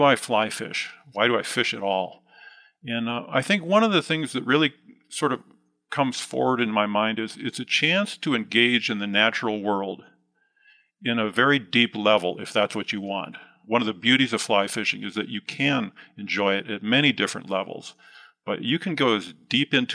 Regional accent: Midwest, United States; now in West Yellowstone, United States; I grew up mostly in the Midwest

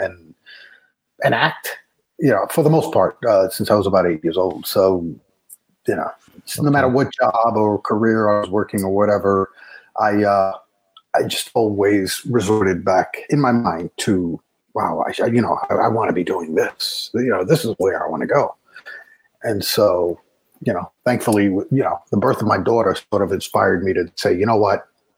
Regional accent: New York City, New York, United States; I grew up in the Bronx. I worked as a police officer in the Bronx

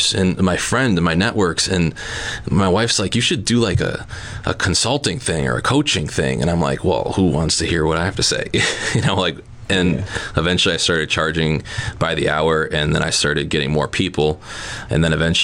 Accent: Neenah, Wisconsin, United States; I took a job back home where I grew up in Neenah.

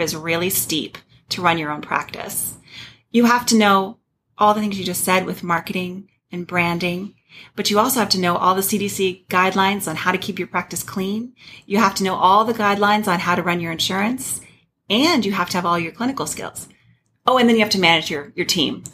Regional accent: Flagstaff, Arizona, United States; also born or lived in Birmingham, Alabama / Phoenix, Arizona; I grew up in Flagstaff, and I went to Northern Arizona University

